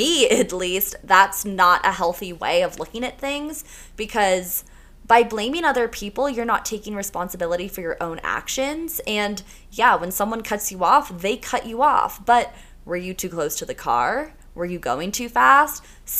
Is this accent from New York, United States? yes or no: yes; New York, United States; now in Colorado, United States; I'm from New York, so I have that New York energy